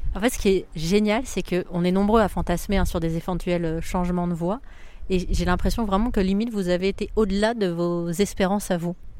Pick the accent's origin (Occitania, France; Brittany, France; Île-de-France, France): Île-de-France, France; Paris; je viens de Paris